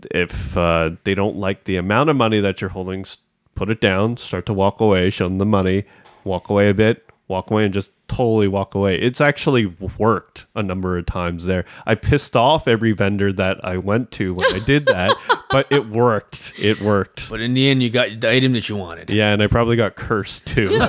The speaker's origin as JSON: {"language": "English", "country": "Canada", "tie": "born or raised there", "said": "growing up in Canada"}